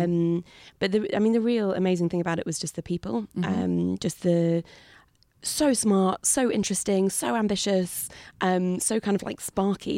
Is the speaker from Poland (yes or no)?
no; New Forest, South East England, United Kingdom; I grew up in the New Forest, so on the south coast in this amazing national park